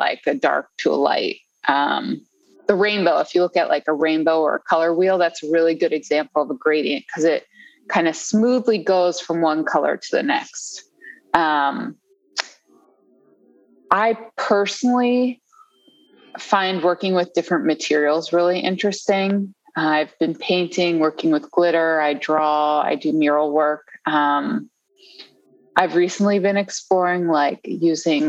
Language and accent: English; right outside of DC, Maryland area, United States; moved away as an adult; now in Washington, United States; I grew up in the Maryland area, right outside of DC, and moved back to the DC area like 7 or 8 years ago